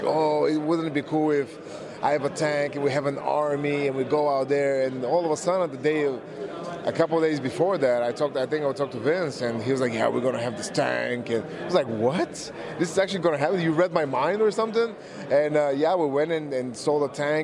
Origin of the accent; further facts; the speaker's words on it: Bulgaria; moved away as an adult; now in United States; I was from Bulgaria.